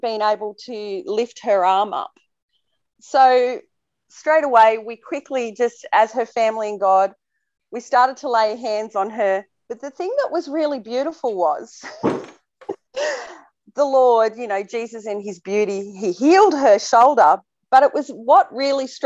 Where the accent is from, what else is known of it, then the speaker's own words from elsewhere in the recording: Temora, New South Wales, Australia; my hometown in Temora, Australia